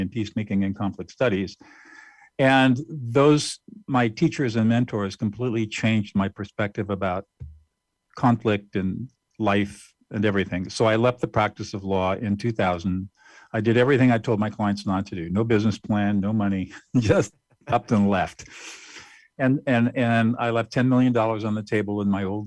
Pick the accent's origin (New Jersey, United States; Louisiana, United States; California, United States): California, United States; Southern; also born or lived in New Hampshire; I grew up in Southern California and graduated from high school